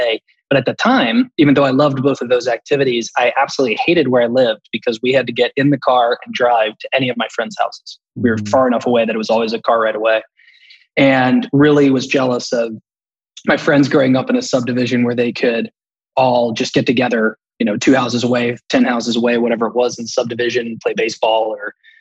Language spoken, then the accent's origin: English; Campbell County, Kentucky, United States; I'm from Kentucky. Grew up in Campbell County, which is one of the three counties that butt up against the Ohio River and Cincinnati.